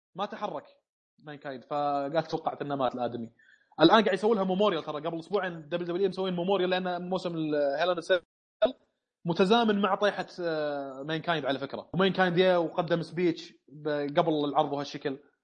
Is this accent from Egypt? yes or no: no; Saudi Arabia; عندنا في السعوديه